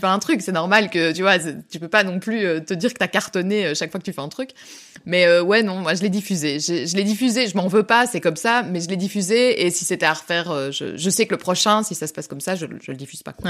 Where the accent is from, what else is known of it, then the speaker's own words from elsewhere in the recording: Belgium; on est belge